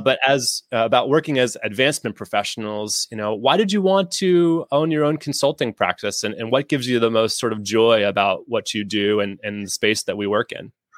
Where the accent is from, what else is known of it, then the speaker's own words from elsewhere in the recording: New England, United States; I grew up in New England myself